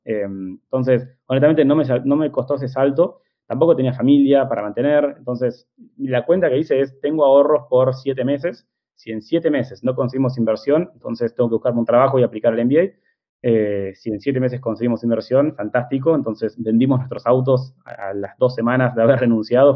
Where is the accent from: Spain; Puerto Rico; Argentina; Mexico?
Argentina; somos argentinos